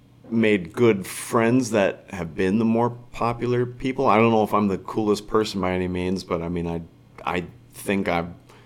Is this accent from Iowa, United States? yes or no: no; Woodbury, Minnesota, United States; I grew up in Woodbury, went to school in Woodbury, never left Woodbury, and was freaking just born into this area, this privileged area.